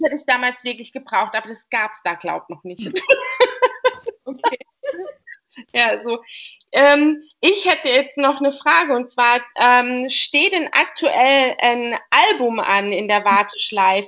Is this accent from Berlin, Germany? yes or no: no; Baden-Württemberg, Germany; ich bin nämlich eigentlich auch eine Badenserin